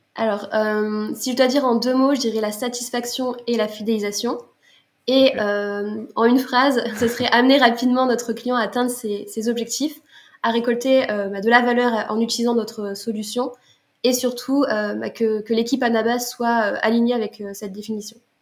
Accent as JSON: {"language": "French", "town": "Lille", "region": "Hauts-de-France", "country": "France", "moved": "as an adult", "lives_now": "Montpellier, France", "said": "je suis originaire de Lille et euh, j'habite depuis euh, un an et demi à Montpellier."}